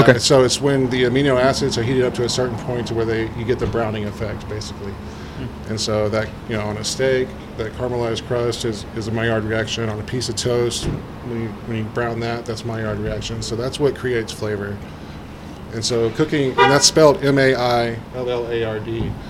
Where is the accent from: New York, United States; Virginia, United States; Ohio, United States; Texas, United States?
Texas, United States; Magnolia; moved away as an adult; also born or lived in Houston, Texas / Spring, Texas; Went to Reveille Barbecue in Magnolia, back to my hometown